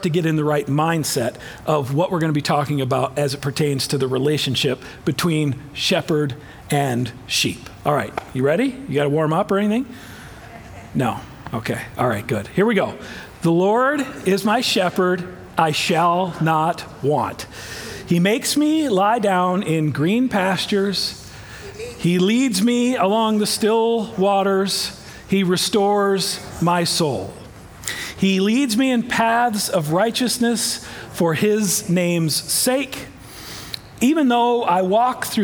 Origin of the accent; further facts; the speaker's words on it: Iowa, United States; I am from Iowa, but full disclosure, I didn't grow up on a farm